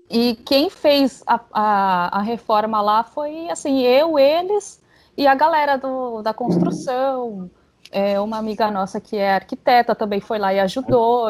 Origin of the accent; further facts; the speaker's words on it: São Paulo, Brazil; eu sou de São Paulo